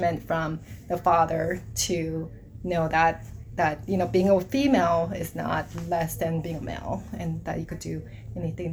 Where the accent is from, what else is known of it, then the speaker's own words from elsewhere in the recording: South Korea; moved away; So I grew up in South Korea. I grew up in Korea with when I was younger